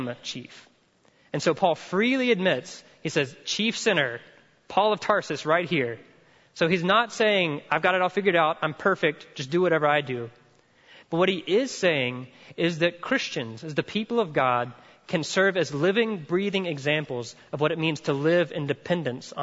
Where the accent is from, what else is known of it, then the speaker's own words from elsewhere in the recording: the South, United States; I'm from the South